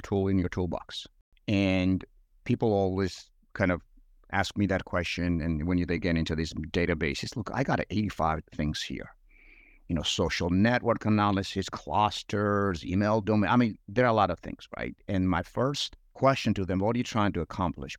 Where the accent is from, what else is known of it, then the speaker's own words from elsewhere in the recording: Georgia; English is a second language; moved away as an adult; now in United States; I'm sure listeners would reflect on my accent and realize it's not uh, Georgia, Georgia here in the U.S., Georgia overseas and in Eastern Europe. Um, grew up there